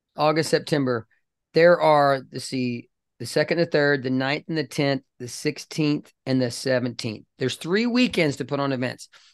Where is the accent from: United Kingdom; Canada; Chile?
Canada; British Columbia; now in Dallas, United States; I'm a dual citizen. I was born in British Columbia.